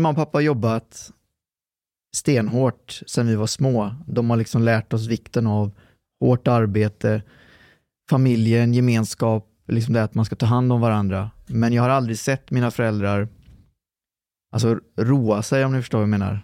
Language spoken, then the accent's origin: Swedish; Lidköping, Västra Götaland, Sweden; born or raised there; also born or lived in Trollhättan